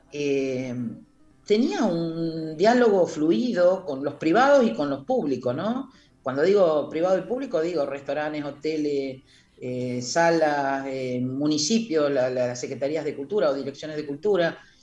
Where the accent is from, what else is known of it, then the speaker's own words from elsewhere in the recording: Comodoro Rivadavia, Chubut, Argentina; yo siempre digo que soy palo de Comodoro y Astilla de Buenos Aires